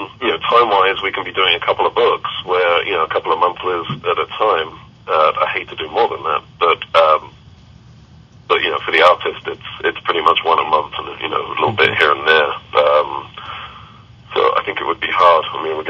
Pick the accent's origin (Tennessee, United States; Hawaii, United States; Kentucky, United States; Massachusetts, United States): Kentucky, United States; yeah, he's right. I'm from Kentucky.